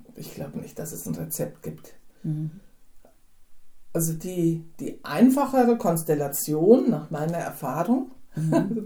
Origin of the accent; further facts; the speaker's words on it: Hinterland, Hesse, Germany; ich bin im Hinterland aufgewachsen